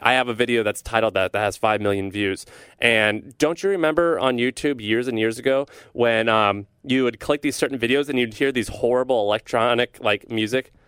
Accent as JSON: {"language": "English", "town": "St. Louis", "region": "Missouri", "country": "United States", "tie": "born or raised there", "said": "I'm from Saint Louis, Missouri"}